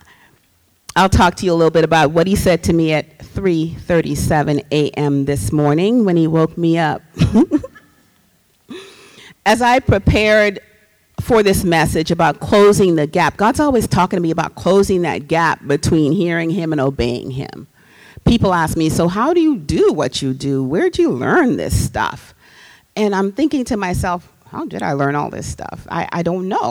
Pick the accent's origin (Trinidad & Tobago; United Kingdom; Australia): Trinidad & Tobago; moved away; I'm from Trinidad and Tobago. I grew up with music in the house all the time